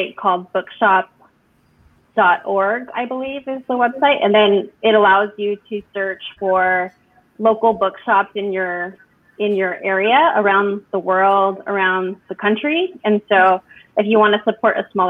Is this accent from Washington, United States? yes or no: no; West Covina, California, United States; I grew up in West Covina